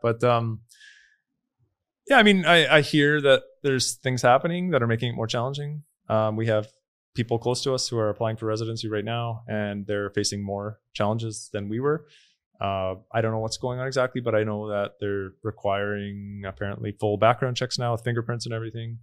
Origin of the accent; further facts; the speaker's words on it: Canada; moved away as an adult; now in El Salvador; growing up in Canada